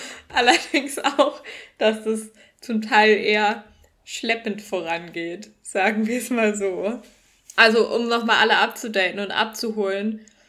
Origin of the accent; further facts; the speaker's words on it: Northern Germany, Germany; moved away as an adult; now in Cologne, Germany; bei uns im Norden